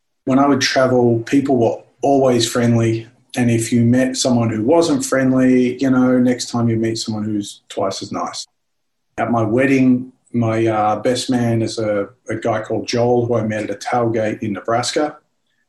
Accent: Melbourne, Victoria, Australia; moved away as an adult; now in Pittsburgh, United States; In Melbourne, where I grew up a long time ago

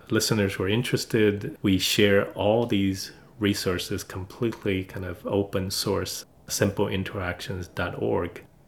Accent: China; now in United States; China, my home country

